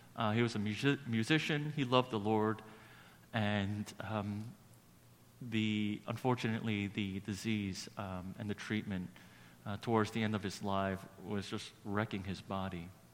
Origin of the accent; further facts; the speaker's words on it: New York City, New York, United States; growing up in Brooklyn